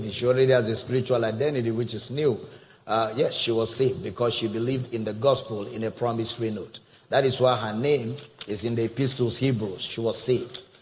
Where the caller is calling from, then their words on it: Togo; I'm blessing calling